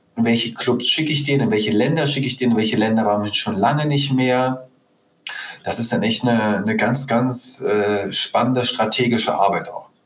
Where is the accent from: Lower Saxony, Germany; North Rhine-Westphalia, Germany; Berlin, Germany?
Berlin, Germany; Also ich bin einer der wenigen echten Berliner hier. Das heißt, ich bin hm. in Berlin geboren und aufgewachsen.